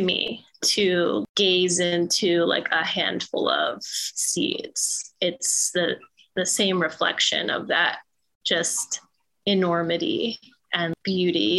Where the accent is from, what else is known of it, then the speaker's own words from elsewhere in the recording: Philadelphia, Pennsylvania, United States; I was born and raised here in Philly.